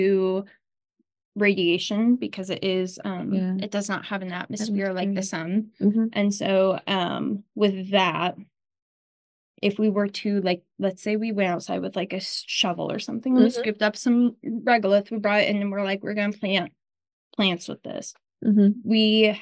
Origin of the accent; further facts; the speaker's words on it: Omaha, Nebraska, United States; I'm grateful to stay in Nebraska because I am from Omaha.